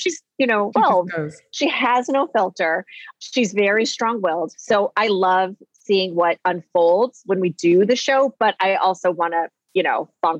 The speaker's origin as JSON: {"language": "English", "town": "Minneapolis", "region": "Minnesota", "country": "United States", "tie": "born or raised there", "said": "I'm from Minneapolis"}